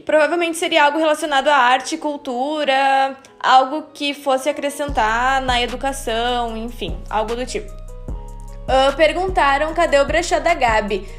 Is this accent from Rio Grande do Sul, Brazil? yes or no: yes; São Leopoldo, Rio Grande do Sul, Brazil; a gente é de São Leopoldo, que é uma cidadezinha do lado de Porto Alegre, no Rio Grande do Sul